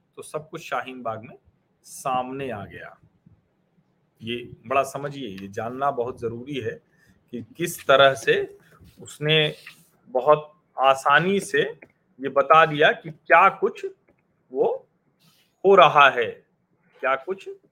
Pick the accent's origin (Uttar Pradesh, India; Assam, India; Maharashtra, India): Uttar Pradesh, India; Prayagraj; उत्तर प्रदेश में भी हमारा शहर प्रयागराज